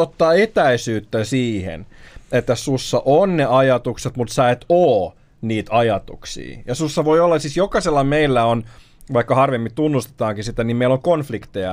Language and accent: Finnish; Raseborg, Uusimaa, Finland; moved away; kesällä mä muutin takas Karjaalle, mun synnyinseuduille, ja mä olin siinä alueella, missä mis mä, mis mä olin aina pienenä